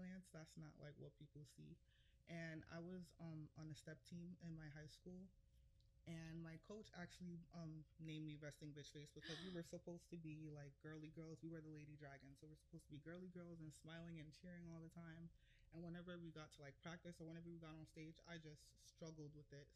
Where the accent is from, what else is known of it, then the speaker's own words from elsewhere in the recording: New York City, New York, United States; also born or lived in Washington Heights / Brooklyn; I'm originally from Harlem, but I'm staying in Washington Heights right now.